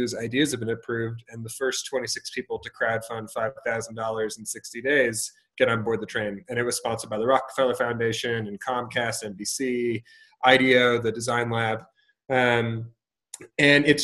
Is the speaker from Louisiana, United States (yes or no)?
no; Lexington, Massachusetts, United States; moved away as an adult; also born or lived in Boston, Massachusetts; now in Colorado, United States; I'm originally from Lexington, Massachusetts, grew up in Massachusetts